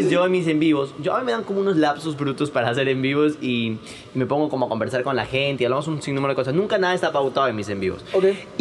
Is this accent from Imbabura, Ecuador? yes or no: no; Quito, Pichincha, Ecuador; a mí me costó mucho cuando yo vine de Quito